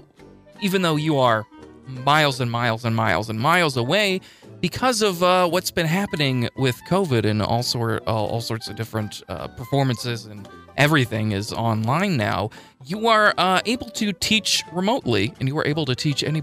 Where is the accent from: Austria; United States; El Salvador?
United States; Springfield; also born or lived in Boston, Massachusetts; moved here to Springfield. So, pretty much grew up in Springfield